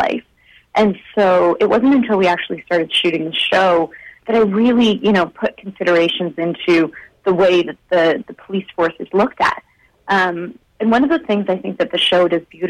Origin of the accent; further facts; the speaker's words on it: India; now in Canada; I was born in India